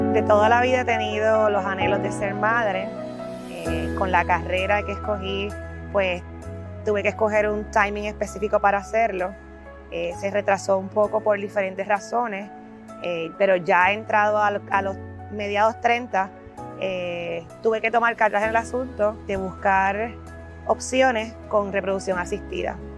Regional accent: Puerto Rico; Como muchos puertorriqueños

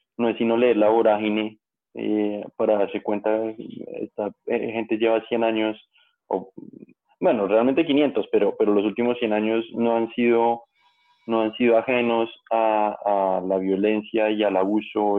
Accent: Colombia; como colombianos

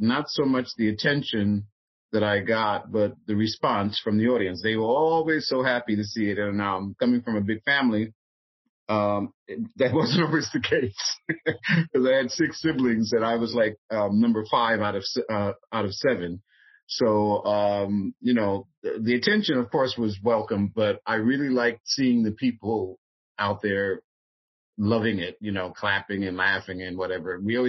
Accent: New York City, New York, United States; moved away; I'm from Harlem originally, Harlem, New York, and went to Catholic school.

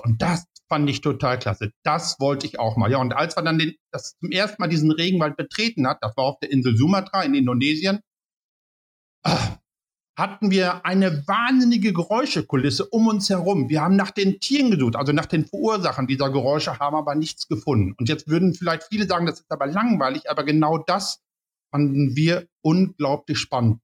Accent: Paderborn, North Rhine-Westphalia, Germany; ich komme aus Paderborn

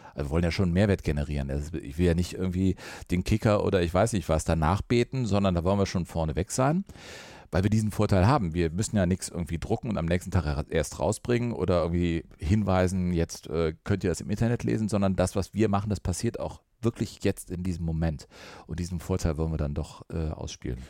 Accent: Cologne, North Rhine-Westphalia, Germany; Ich liebe das Ruhrgebiet, habe eine Dortmunderin geheiratet, bin gebürtiger Kölner

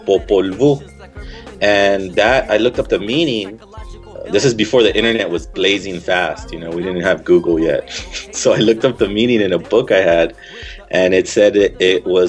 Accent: Los Angeles, California, United States; I come from East Los Angeles

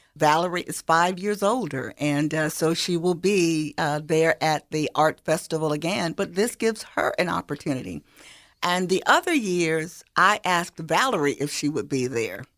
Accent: Sparta, Georgia, United States; I'm from Hancock County

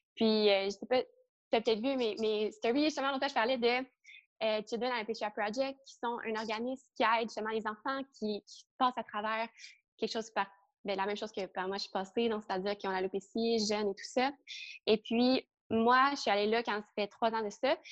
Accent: Trois-Rivières, Quebec, Canada; now in Montreal, Canada; j'ai grandi à Trois-Rivières

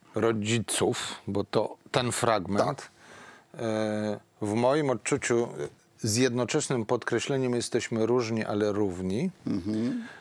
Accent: Poland

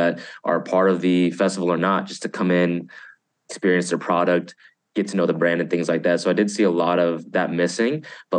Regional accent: Texas, United States; I'm from Texas

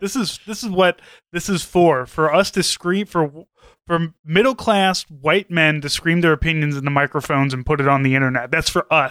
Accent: St. Louis, Missouri, United States; I was from Saint Louis and knew all the places that … was talking about

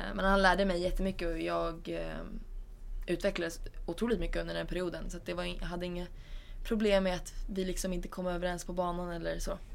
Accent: Sweden; also born or lived in Spain; Som svensk

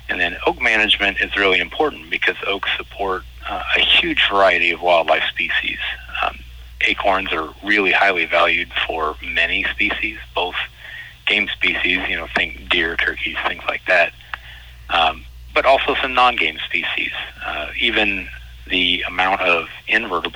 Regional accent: Decatur, Illinois, United States; moved away as an adult; now in Southern Illinois, United States; I'm originally from Central Illinois, from Decatur

